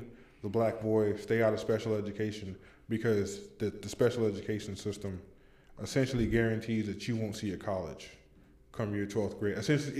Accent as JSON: {"language": "English", "region": "California", "country": "United States", "moved": "yes", "lives_now": "North Carolina, United States", "said": "I'm not even fucking from here. I'm from California."}